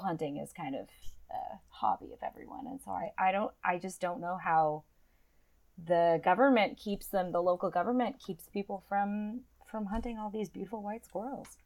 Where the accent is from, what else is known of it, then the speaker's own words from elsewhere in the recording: Illinois, United States; I am from Illinois